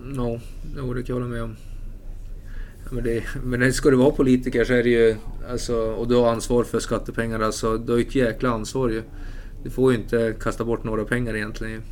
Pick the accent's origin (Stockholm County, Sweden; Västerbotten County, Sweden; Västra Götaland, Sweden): Västerbotten County, Sweden; Umeå; moved away; För jag är ju inte härifrån heller. Jag är från Umeå.